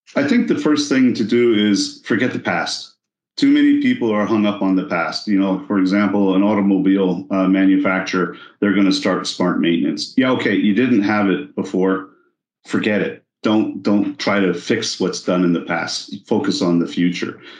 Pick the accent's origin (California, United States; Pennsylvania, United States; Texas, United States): Texas, United States; I'm from Texas